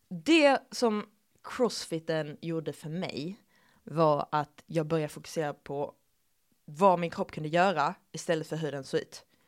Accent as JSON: {"language": "Swedish", "region": "Skåne", "country": "Sweden", "accent": "Skånska", "said": "jag överdriver min skånska"}